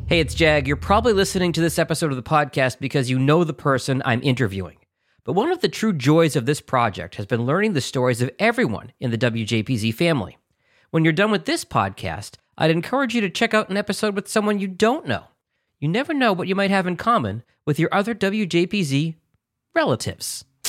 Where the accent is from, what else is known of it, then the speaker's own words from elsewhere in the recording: Boston, Massachusetts, United States; moved away; I grew up in Boston